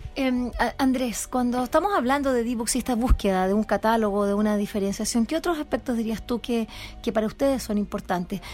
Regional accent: Chile; así como buen chileno

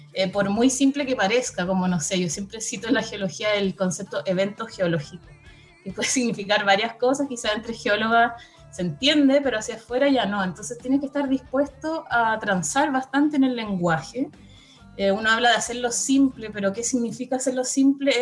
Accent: Santiago, Santiago Metropolitan Region, Chile; yo como santiaguina

